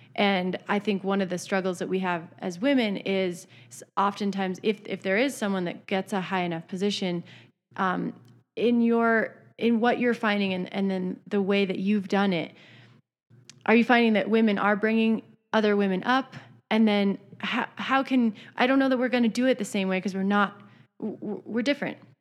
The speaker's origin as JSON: {"language": "English", "region": "Idaho", "country": "United States", "tie": "born or raised there", "said": "growing up in Idaho"}